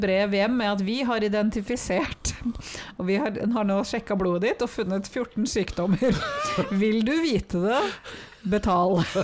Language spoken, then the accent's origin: Norwegian; Norway; jeg er jo norsk